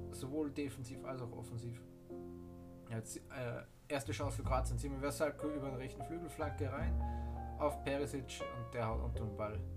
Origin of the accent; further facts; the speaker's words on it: Austria; ich bin ja ein Austrian Man, ich komme aus Österreich